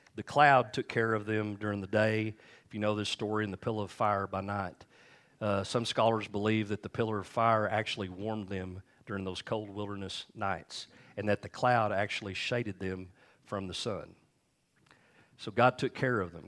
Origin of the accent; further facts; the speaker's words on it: United States; we grew up here in Lee D